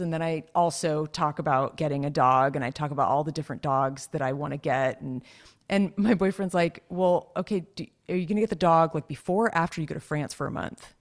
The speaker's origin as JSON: {"language": "English", "region": "California", "country": "United States", "tie": "born or raised there", "said": "you and I were both born and raised in Cali, so we're Cali girls"}